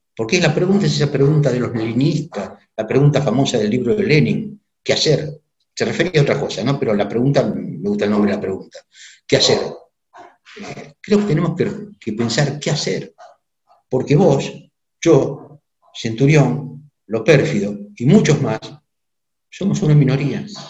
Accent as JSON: {"language": "Spanish", "country": "Argentina", "said": "nosotros como argentinos"}